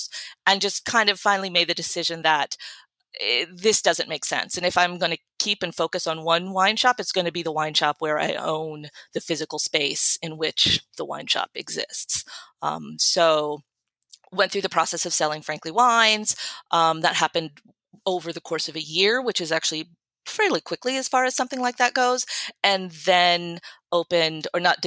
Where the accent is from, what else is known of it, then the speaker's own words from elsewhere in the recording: Northwest Ohio, United States; moved away; I am from Northwest Ohio